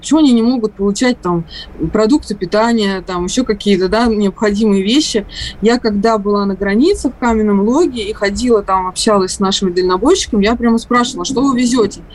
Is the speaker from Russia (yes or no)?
yes; Russia; я из России